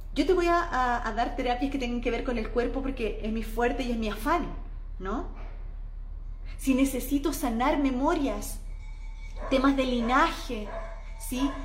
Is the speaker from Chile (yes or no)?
yes; Chile; now in Mexico; en mi país en Chile